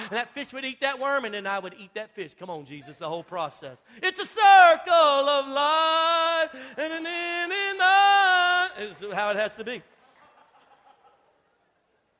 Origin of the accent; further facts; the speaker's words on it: Louisiana, United States; moved away; I'm from Louisiana